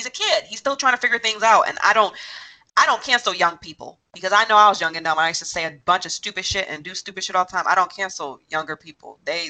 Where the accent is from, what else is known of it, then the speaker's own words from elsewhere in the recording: Chicago, Illinois, United States; And I'm from Chicago